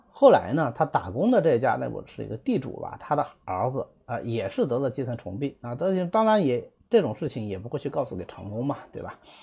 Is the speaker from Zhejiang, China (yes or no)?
yes; Zhejiang, China; 我们浙江人